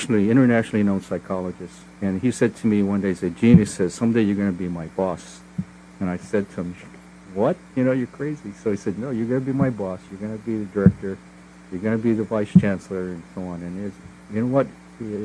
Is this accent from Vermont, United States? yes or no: no; Honolulu, Hawaii, United States; I grew up in Palolo Valley